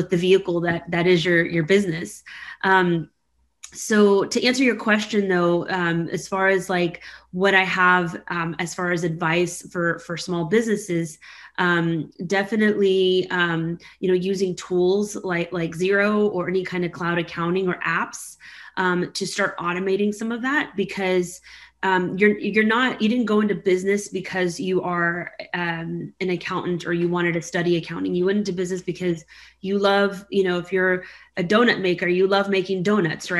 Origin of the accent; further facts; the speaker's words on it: Houston, Texas, United States; Houston's my hometown